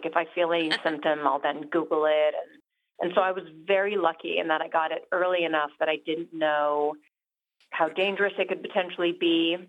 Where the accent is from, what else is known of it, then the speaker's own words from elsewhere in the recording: New York, United States; also born or lived in London / Rio de Janeiro; Yeah, I think I grew up in New York and then London and then Rio, and then we moved back to New York.